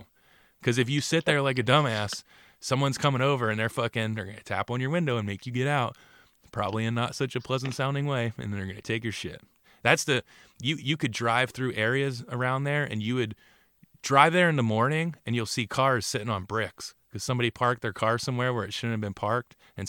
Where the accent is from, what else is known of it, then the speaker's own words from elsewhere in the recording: Bordentown, New Jersey, United States; also born or lived in Riverside, New Jersey; when I moved away from Bordentown City, we moved to a town called Riverside.